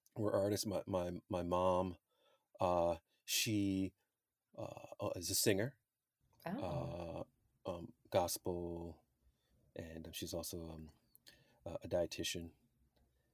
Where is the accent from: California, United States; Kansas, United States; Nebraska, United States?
California, United States; the Bay Area; also born or lived in Los Angeles, California; now in Philadelphia, United States; stayed up into the Bay. I claim the Bay.